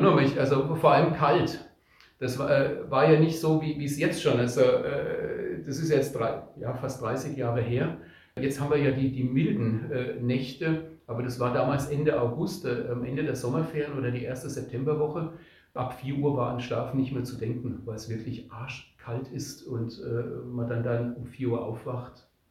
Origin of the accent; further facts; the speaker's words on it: Odenwald and Spessart, Bavaria, Germany; bei uns in Odenwald und Spessert